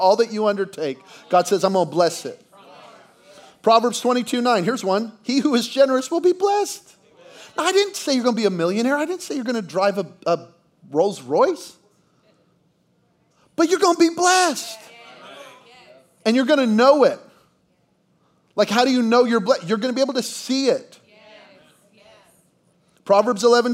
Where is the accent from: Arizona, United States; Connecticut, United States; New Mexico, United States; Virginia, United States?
New Mexico, United States; Belen; moved away; we're from Belen, New Mexico, population 1,700, where I didn't even know the Philippines was a country.